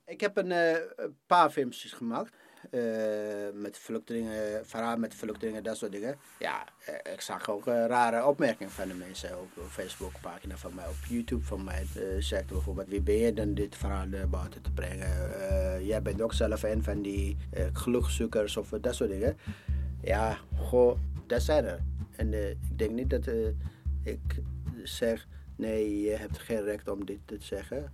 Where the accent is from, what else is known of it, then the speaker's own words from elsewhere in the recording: Ethiopia; Dutch is a second language; now in Amsterdam, Netherlands; Ik kom uit Ethiopië.